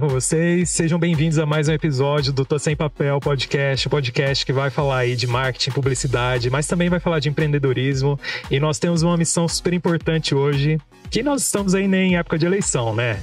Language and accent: Portuguese; Brazil; como bons brasileiros